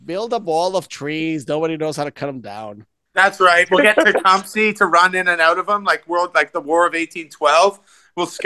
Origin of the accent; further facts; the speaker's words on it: Puerto Rico; They didn't know that that exists. I'm from